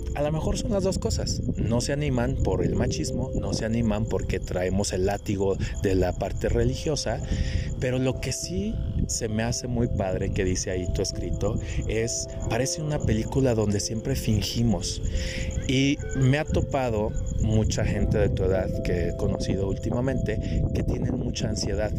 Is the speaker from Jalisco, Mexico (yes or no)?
yes; Guadalajara, Jalisco, Mexico; moved away; also born or lived in United States; yo que vengo de Guadalajara, que muchos años viví allá y estuve en Estados Unidos